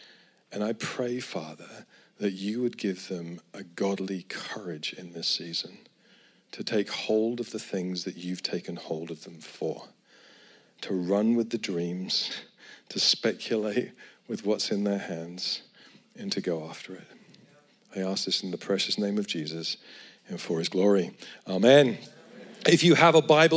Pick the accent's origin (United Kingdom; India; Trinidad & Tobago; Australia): United Kingdom; Edinburgh, Scotland; I come from Edinburgh